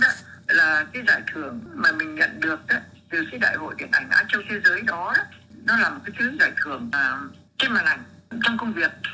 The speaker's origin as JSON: {"language": "Vietnamese", "country": "Vietnam", "said": "mình là người Việt Nam"}